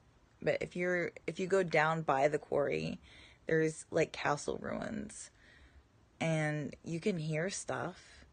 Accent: Massachusetts, United States; I grew up in Massachusetts

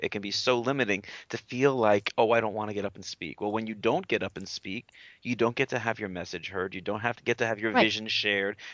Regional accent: New York, United States; I'm a New Yorker

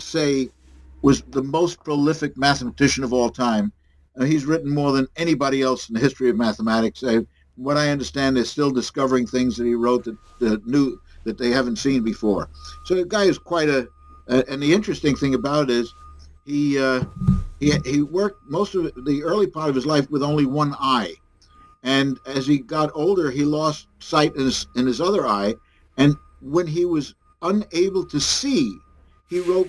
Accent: New York City, New York, United States

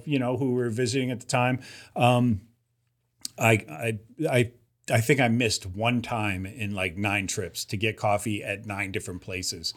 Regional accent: Ohio, United States; I grew up in Ohio

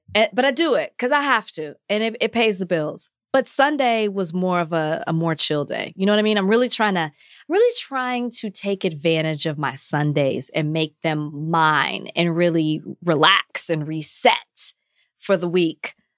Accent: Dallas, Texas, United States; moved away; where I grew up in Oak Cliff

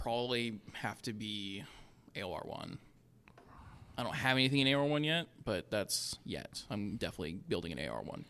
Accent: Pacific Northwest, United States; moved away; I'm also from the Pacific Northwest. All we have are trees.

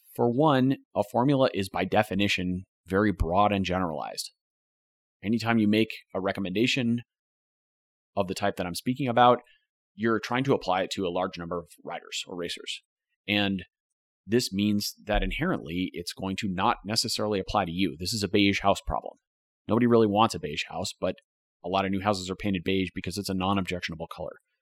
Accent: United States; As American writers

